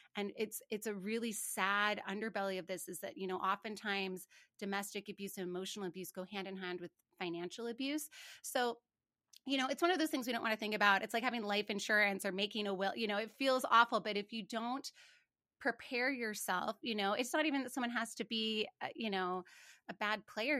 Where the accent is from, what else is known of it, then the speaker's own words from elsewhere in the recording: Montana, United States; I grew up in Montana, and I remember asking my folks how many cattle somebody had